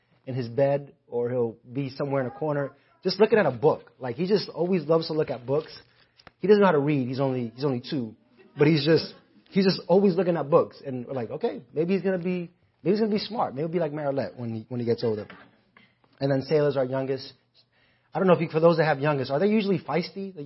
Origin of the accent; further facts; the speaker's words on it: New York City, New York, United States; my time growing up in the Bronx